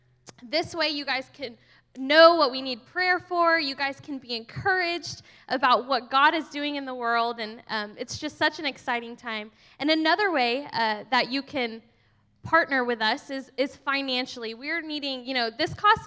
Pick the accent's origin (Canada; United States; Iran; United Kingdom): United States; Texas; I'm actually like from Texas and ride horses